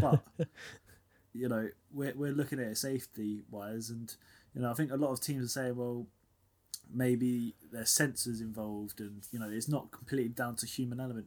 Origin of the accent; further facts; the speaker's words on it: United Kingdom; we're both British.